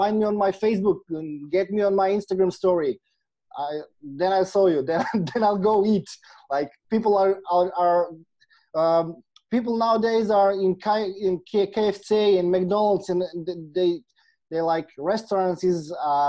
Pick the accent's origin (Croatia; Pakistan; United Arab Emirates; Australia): Croatia; I'm from Croatia.